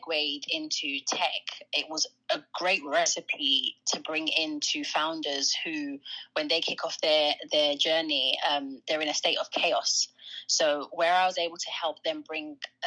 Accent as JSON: {"language": "English", "region": "London", "country": "United Kingdom", "tie": "born or raised there", "said": "I grew up in London. I grew up specifically in North London, in an area called Tottenham"}